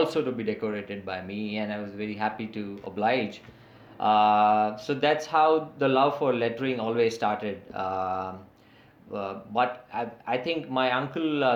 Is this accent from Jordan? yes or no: no; Mumbai, Maharashtra, India; first language English; So I am from Mumbai in India, and I will be turning 44 this May